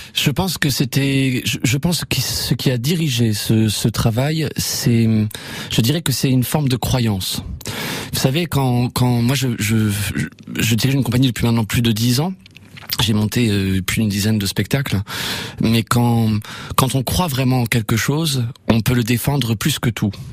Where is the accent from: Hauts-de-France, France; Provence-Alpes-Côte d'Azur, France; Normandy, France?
Normandy, France; Évreux; je suis normand, je suis hébroïcien. C'est joli, c'est les habitants d'Evreux